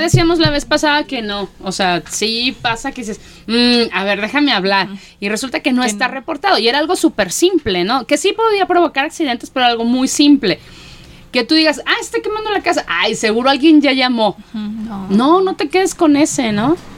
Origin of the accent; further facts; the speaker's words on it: Mexico; como mexicanos nos caracteriza